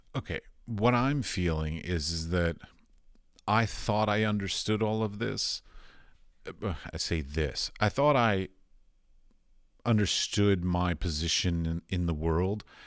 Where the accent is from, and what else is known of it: United States; moved away as an adult; also born or lived in Middle East / Europe